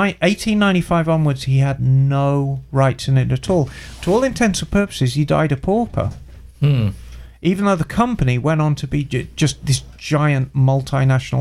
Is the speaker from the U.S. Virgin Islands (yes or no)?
no; Birmingham, West Midlands, United Kingdom; moved away as an adult; my hometown in Birmingham